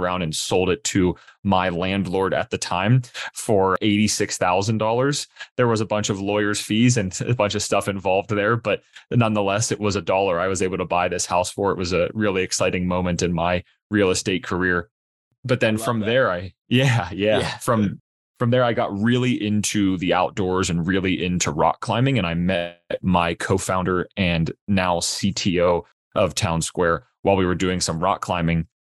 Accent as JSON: {"language": "English", "town": "Pittsburgh", "region": "Pennsylvania", "country": "United States", "tie": "born or raised there", "said": "born and raised in Pittsburgh, Pennsylvania"}